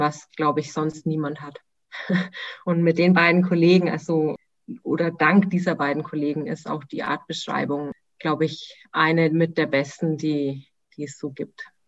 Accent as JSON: {"language": "German", "town": "Nuremberg", "region": "Bavaria", "country": "Germany", "tie": "born or raised there", "moved": "as an adult", "said": "Ich vermisse meine Heimat sehr"}